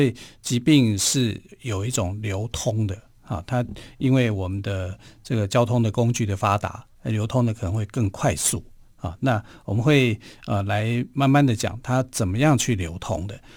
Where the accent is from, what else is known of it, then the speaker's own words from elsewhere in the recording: Taiwan; 我们台湾人有句话说